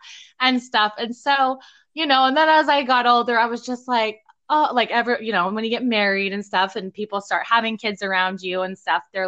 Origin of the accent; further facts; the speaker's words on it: Utah, United States; moved away as an adult; now in Madison, United States; I'm normally from Utah, so I'm used to the Utah mountains